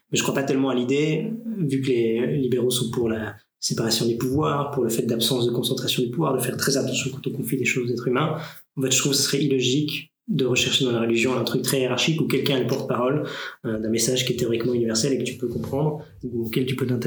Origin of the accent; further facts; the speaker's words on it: Romandy, Switzerland; born there; Et mon père vient de Fribourg, et nous, on est tous nés en Suisse romande, mhm. etc. Mais donc, ils sont venus à Neuchâtel en partie pour ça.